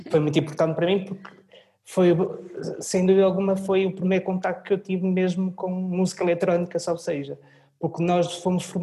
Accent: Portugal; also born or lived in Orléans, France; Eu nasci em França. Nasci em França, em Orleans, em que tive a minha primeira ligação com a música, que foi onde tive formação musical depois voltei para Portugal

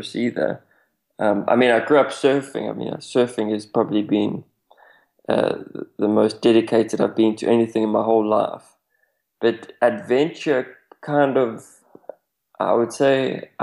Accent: South Africa; even though I come from South Africa, I hadn't seen much of Africa

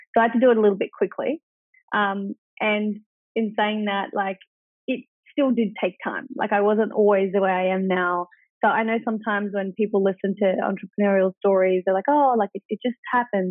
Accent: Wagga Wagga, New South Wales, Australia; I was born in Wagga Wagga, which is four and a half hours away from Melbourne and four and a half from Sydney

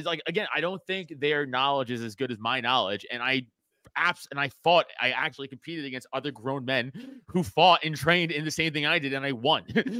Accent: United States; I grew up in America.

